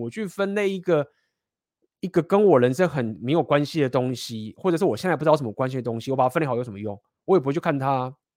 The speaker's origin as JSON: {"language": "Chinese", "country": "Taiwan", "said": "台，台湾在亚洲这些文化，我们是非常地集体主义嘛"}